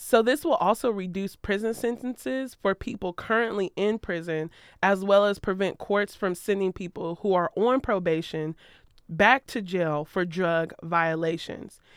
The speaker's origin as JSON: {"language": "English", "region": "Ohio", "country": "United States", "moved": "yes", "said": "I'm from Ohio. I rep Ohio."}